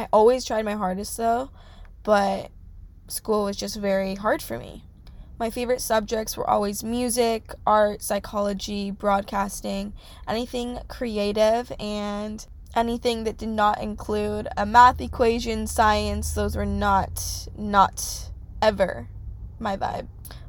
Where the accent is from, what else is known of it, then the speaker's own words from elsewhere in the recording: California, United States; I'm grateful that I grew up in California. California is so hard to leave because once you grow up here, it's like there's nothing better.